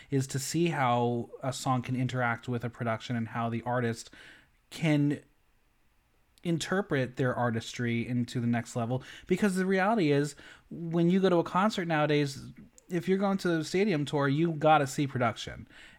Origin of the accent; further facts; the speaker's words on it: West Coast, United States; I'm from the West Coast area. It's a little easier.